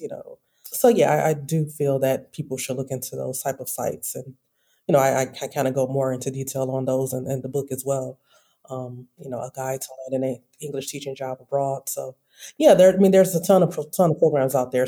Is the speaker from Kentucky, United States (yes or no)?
no; Detroit, Michigan, United States; moved away as an adult; also born or lived in Chicago; now in Oman; I am from Detroit, Michigan